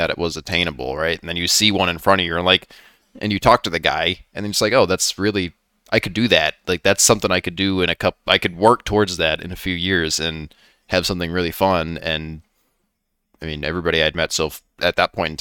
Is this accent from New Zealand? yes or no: no; United States; also born or lived in Maine; I grew up on the North Shore